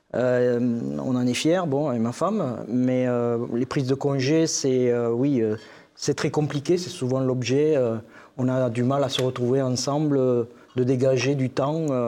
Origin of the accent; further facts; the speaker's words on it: Castelsarrasin, Occitania, France; je suis agriculteur dans le Tarn-et-Garonne, sur la commune de Castel-Sarrazin